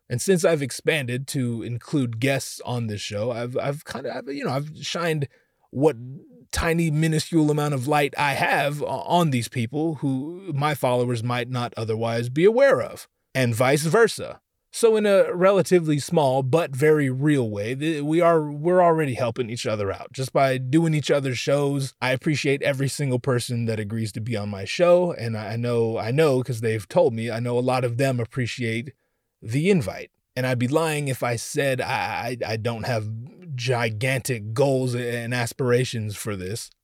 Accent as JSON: {"language": "English", "area": "Orange County", "region": "California", "country": "United States", "said": "I'm from Orange County myself"}